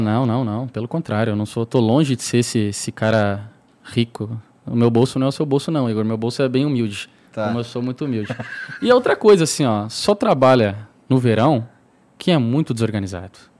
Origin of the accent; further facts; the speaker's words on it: Santana do Livramento, Rio Grande do Sul, Brazil; moved away as an adult; now in São Paulo, Brazil; tava na minha cidade, né? E é uma cidade fronteira com o Uruguai, sou de Santana do Livramento